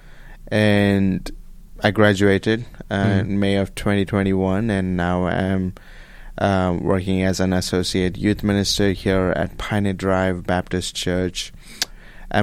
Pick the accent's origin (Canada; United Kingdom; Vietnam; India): India; Bengaluru, Karnataka; moved away as an adult; now in Abilene, United States; I am from India, from a city called